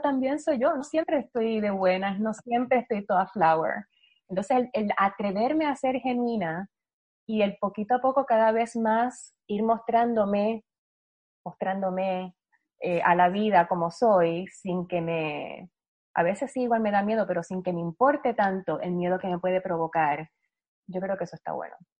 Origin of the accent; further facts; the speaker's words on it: Puerto Rico; yo soy la única boricua que no baila